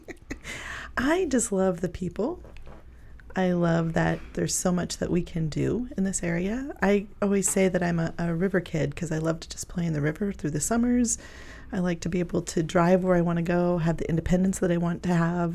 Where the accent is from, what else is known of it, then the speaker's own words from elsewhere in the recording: Pleasanton, Nebraska, United States; also born or lived in Kearney, Nebraska; I was raised in Pleasanton